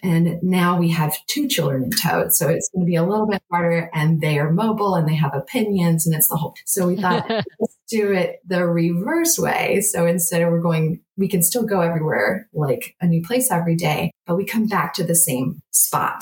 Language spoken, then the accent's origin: English; Nashville, Tennessee, United States; we're from Nashville